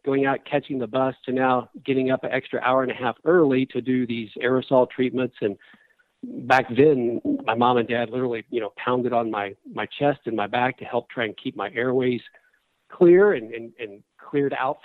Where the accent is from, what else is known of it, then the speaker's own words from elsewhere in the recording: Charleston, Illinois, United States; I grew up in Charleston, Illinois